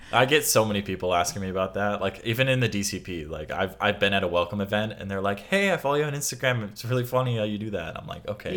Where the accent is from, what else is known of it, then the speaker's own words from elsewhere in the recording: Midwest, United States; I'm from the Midwest